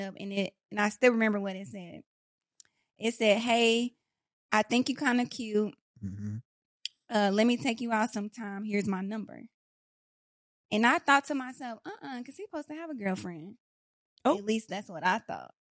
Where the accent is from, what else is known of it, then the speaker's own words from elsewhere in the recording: Dallas, Texas, United States; also born or lived in Pleasant Grove / Oak Cliff; I was born and raised in East Dallas Projects